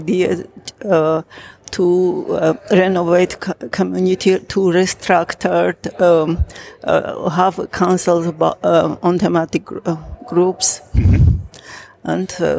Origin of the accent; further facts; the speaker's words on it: Armenia; from Armenia